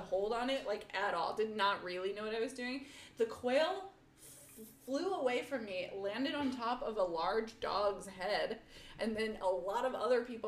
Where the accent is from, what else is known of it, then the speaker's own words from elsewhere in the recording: Springfield, Missouri, United States; moved away as an adult; now in Los Angeles, United States; I'm from Springfield, Missouri, but I grew up on a farm